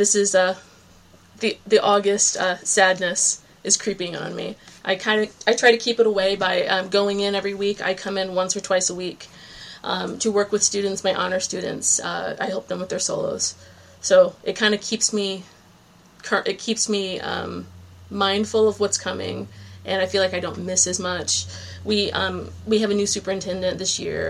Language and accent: English; Virginia Beach, Virginia, United States; moved away as an adult; also born or lived in New England; now in Cape Cod, Massachusetts, United States; my hometown, Virginia Beach, Virginia